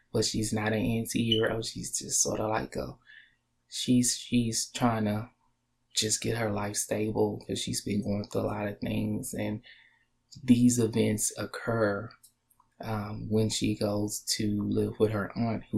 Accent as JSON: {"language": "English", "area": "Texas", "region": "the South", "country": "United States", "lives_now": "Texas, United States", "said": "I'm from the South. I live in Texas as well."}